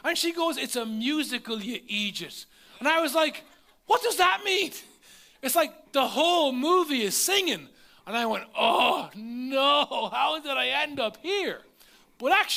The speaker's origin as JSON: {"language": "English", "region": "Leinster", "country": "Ireland", "tie": "born or raised there", "said": "The nearest McDonald's to where I lived was over an hour away. There was none in my hometown"}